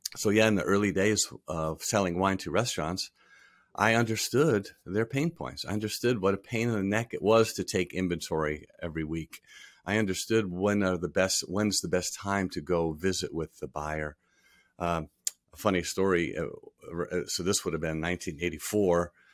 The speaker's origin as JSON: {"language": "English", "region": "Rhode Island", "country": "United States", "tie": "born or raised there", "also_born_or_lived": "Texas / Providence", "moved": "as an adult", "lives_now": "Covington, United States", "said": "I grew up in Rhode Island. I grew up in the southern part of the state on the beaches."}